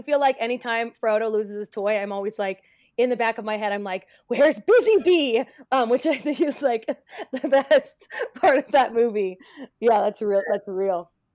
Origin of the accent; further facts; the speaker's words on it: United States; growing up in America